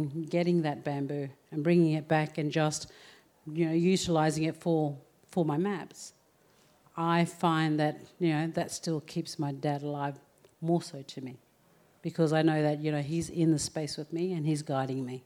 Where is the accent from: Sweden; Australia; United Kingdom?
Australia; Townsville, Queensland; also born or lived in Murray Island; I was born in Townsville, but my family come from Murray Island.